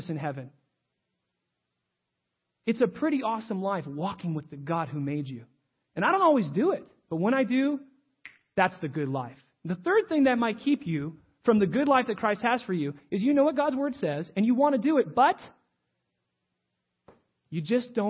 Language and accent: English; United States; I'm an American.